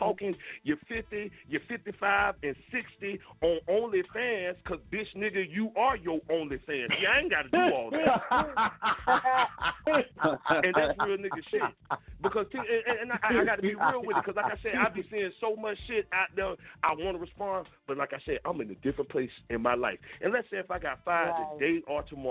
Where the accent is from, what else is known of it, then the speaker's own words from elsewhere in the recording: Jacksonville, Florida, United States; I grew up on Moncrief.